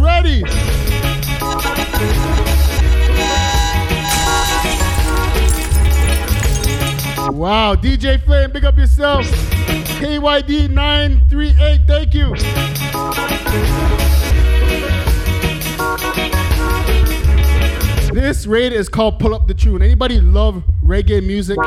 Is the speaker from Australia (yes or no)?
no; Toronto, Ontario, Canada; I'm from Toronto, Canada